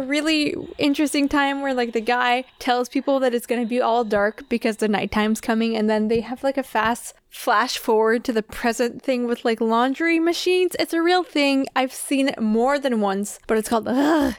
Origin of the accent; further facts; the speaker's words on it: Canada; we're Canadian